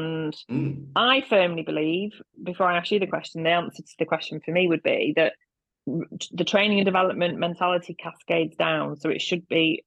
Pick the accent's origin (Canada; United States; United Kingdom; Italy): United Kingdom; Manchester, North West England; I'm from Manchester